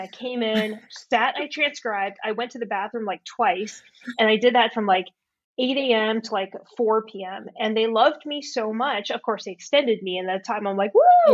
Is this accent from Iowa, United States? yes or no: no; California, United States; I grew up in California